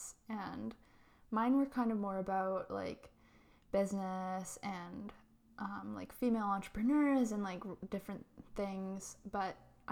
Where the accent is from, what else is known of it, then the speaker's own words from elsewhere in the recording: Chilliwack, British Columbia, Canada; now in Victoria, Canada; I live in Victoria, but I grew up in Chilliwack, which is where Mandy lives. In the Fraser Valley